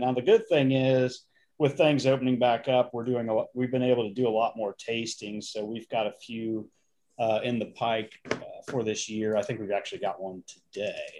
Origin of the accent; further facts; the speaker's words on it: Indiana, United States; now in Virginia, United States; I'm originally from Indiana